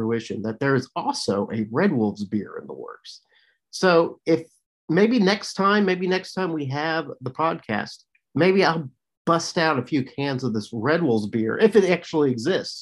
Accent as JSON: {"language": "English", "region": "Southern Illinois", "country": "United States", "tie": "born or raised there", "also_born_or_lived": "Arkansas", "moved": "yes", "said": "I grew up in Southern Illinois"}